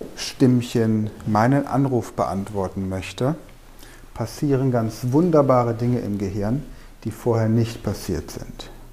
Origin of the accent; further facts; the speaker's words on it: Germany; bei uns in Deutschland